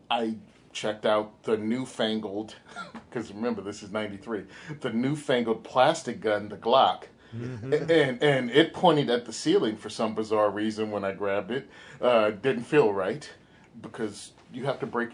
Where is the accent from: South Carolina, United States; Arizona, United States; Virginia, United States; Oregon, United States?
Virginia, United States; Western; I grew up in Virginia